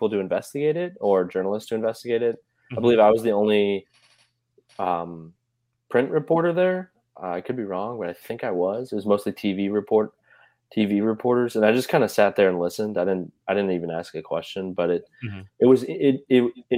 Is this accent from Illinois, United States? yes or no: yes; Chicago, Illinois, United States; now in Savannah, United States; I'm from Chicago